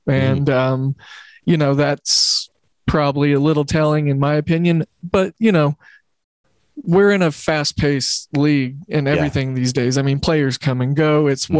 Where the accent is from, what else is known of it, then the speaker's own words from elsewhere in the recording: Oklahoma City, Oklahoma, United States; And I grew up in Oklahoma City where we didn't have a professional team